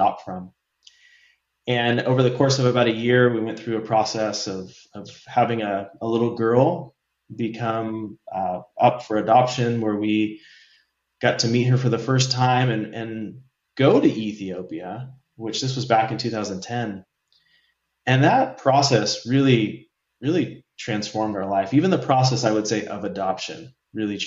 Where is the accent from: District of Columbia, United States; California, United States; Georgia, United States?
California, United States; also born or lived in San Diego / Santa Barbara; moved from San Diego back to Santa Barbara, where we met. We're from California